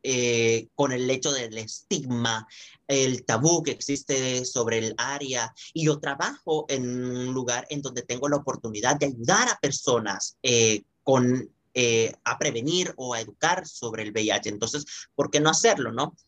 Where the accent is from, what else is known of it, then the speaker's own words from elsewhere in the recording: El Salvador; soy salvadoreño